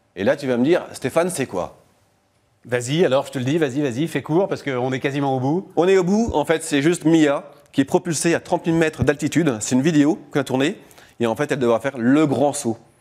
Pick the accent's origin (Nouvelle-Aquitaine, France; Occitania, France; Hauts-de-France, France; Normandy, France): Hauts-de-France, France; Lille; J'habite à côté de la Belgique, je viens de Lille.